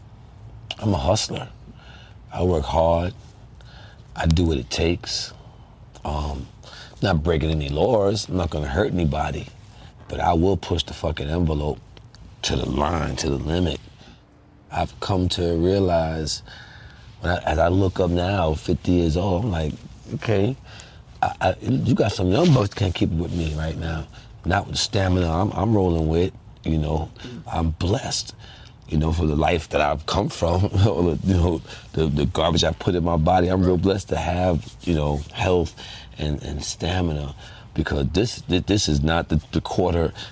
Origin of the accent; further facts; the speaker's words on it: New York City, New York, United States; my community that I was born and raised and lived like in for like 30 some odd years of my life in that one community